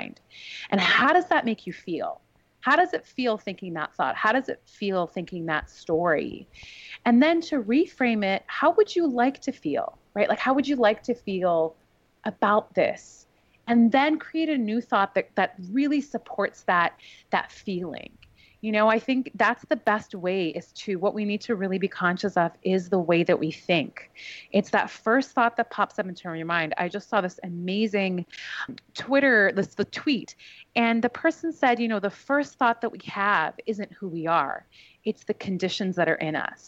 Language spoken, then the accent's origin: English; Vancouver, British Columbia, Canada; moved away; also born or lived in New York; I grew up in the West Coast of Canada